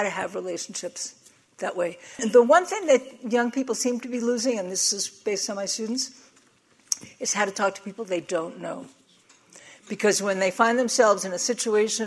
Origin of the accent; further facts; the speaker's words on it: New York, United States; I'm from New York